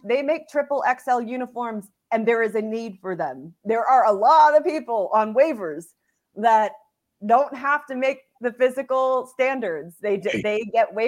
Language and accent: English; the North, United States; I'm from the North